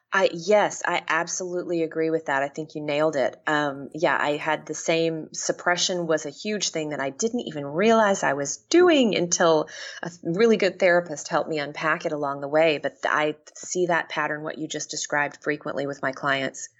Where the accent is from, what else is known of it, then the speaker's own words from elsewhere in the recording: Texas, United States; moved away as an adult; also born or lived in Washington; now in Seattle, United States; I left my home state of Texas and moved to Washington.